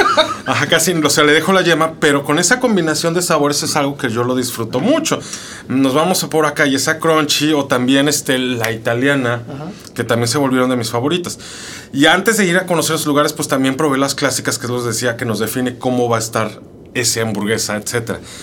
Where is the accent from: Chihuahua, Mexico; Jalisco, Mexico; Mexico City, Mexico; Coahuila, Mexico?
Mexico City, Mexico; yo como soy chilango